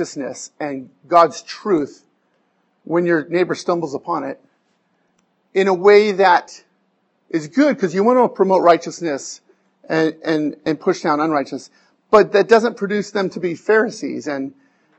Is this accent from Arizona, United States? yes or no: yes; Arizona, United States; moved away; I'm from Arizona